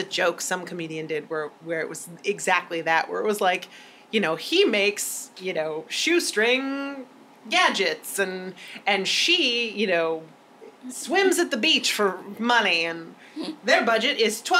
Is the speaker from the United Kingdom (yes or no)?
yes; United Kingdom; But we're British, so we're going to be really polite about it.